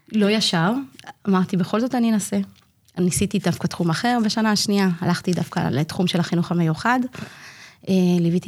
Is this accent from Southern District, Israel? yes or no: no; Migdal HaEmek, Northern District, Israel; אני תושבת מגדל העמק. אני נולדתי במגדל העמק, אמנם לא תמיד התחנכתי במגדל העמק